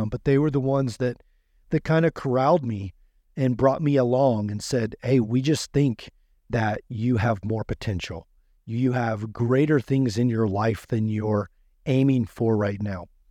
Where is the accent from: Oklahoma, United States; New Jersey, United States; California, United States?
Oklahoma, United States; moved away as an adult; I grew up in Oklahoma. um, twenty-two years. Born and raised there.